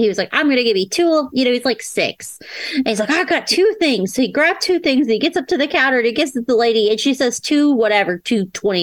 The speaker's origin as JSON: {"language": "English", "region": "Florida", "country": "United States", "tie": "born or raised there", "said": "I was born in Florida."}